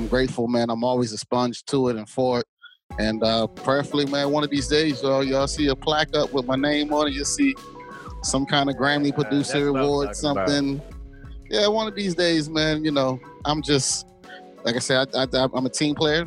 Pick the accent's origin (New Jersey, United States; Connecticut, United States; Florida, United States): Florida, United States; Jacksonville; also born or lived in Marietta, Georgia; now in Baltimore, United States; Jacksonville, Florida, my hometown